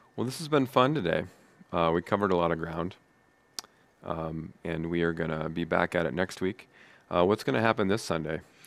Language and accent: English; United States; I am proud to be an American